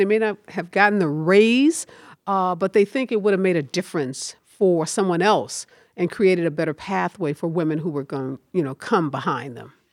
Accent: St. Louis, Missouri, United States; also born or lived in Chicago; I grew up in the Carr Square Village

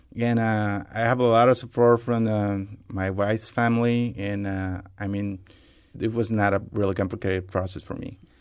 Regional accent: Costa Rica; moved away as an adult; now in United States; I'm from Costa Rica

